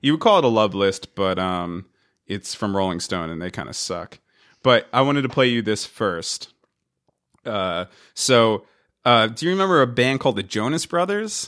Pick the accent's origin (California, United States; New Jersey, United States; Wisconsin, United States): New Jersey, United States; Hazlet; we grew up in this town called Hazlitt, and that's kinda how we know each other